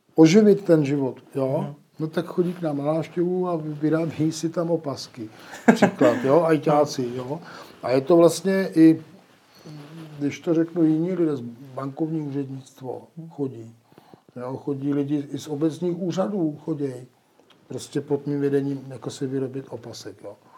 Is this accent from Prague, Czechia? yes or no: no; Nejdek, Karlovy Vary Region, Czechia; Já jsem eh, z Nejtku, to je u Karlových varů